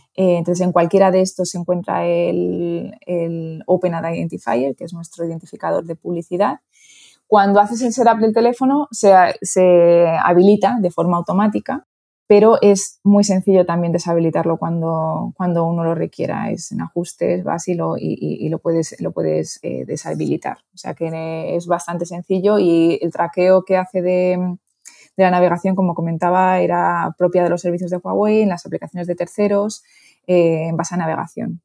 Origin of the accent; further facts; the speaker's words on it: Toledo, Castilla-La Mancha, Spain; moved away as an adult; also born or lived in Madrid / Miami / New York; soy de Toledo, pero estudié en Madrid